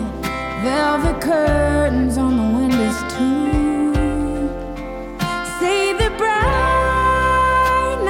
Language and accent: English; near Morristown, New Jersey, United States; I grew up near Morristown, New Jersey